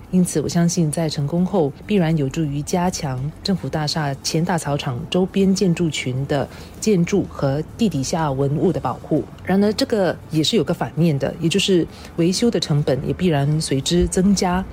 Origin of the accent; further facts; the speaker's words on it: Singapore; 我们作为新加坡人对于自己的国家身份的自信和认同